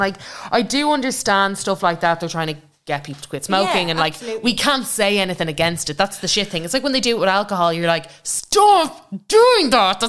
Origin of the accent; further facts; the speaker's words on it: Longford, Leinster, Ireland; I'd like to also buy a house in Longford, like, where I grew up.